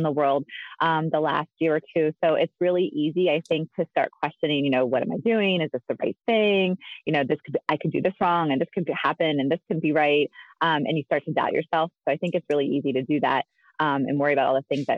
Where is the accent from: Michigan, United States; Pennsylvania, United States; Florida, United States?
Pennsylvania, United States; I spent my really entire life in Pennsylvania. So I grew up in New York, Pennsylvania